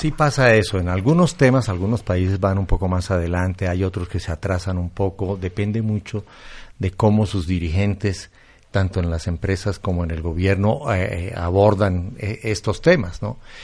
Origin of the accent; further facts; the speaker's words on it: Colombia; yo soy colombiano